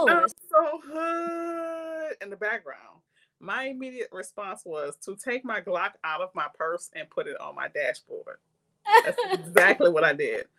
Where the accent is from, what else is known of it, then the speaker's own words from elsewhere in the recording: New Orleans, Louisiana, United States; I grew up in Lower Ninth Ward